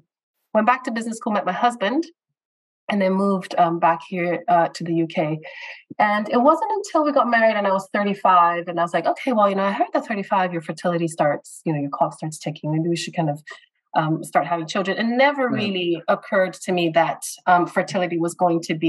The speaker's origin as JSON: {"language": "English", "country": "Brazil", "tie": "born or raised there", "also_born_or_lived": "United States / United Kingdom", "moved": "as an adult", "said": "I was born and raised in Brazil, so Latin America, and I moved to the U.S. When I was 18 to pursue my university education there."}